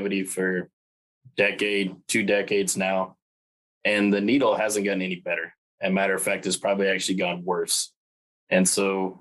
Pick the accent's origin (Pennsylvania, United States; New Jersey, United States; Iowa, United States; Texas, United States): Texas, United States; Happy; moved away as an adult; now in Nebraska, United States; most of my younger life, I grew up in Happy, Texas